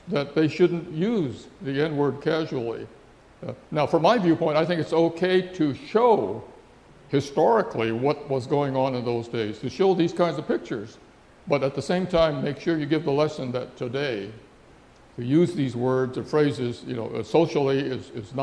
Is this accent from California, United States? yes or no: yes; San Francisco, California, United States; also born or lived in Heart Mountain, Wyoming; San Francisco, my hometown